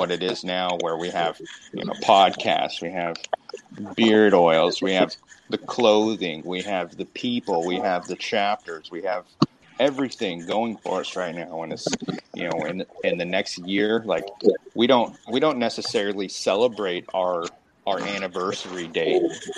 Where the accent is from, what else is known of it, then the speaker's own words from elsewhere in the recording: Canada; Well, I'm a Canadian citizen. Why do I need to register, bro?